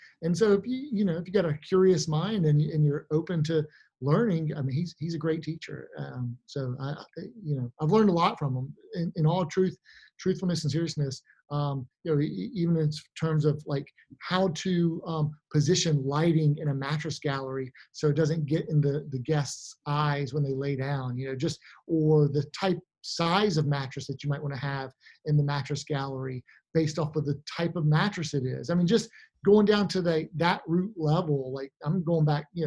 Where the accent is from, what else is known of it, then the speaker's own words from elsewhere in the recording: Jackson, Mississippi, United States; I'm from Jackson, Mississippi, so I'm from central Mississippi.